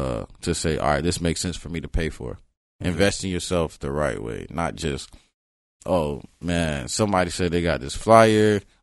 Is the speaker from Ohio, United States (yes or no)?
no; Florida, United States; when I used to, say I was from Broward, it'd be like, you mean Miami, right? I was like, nah, I'm from Broward.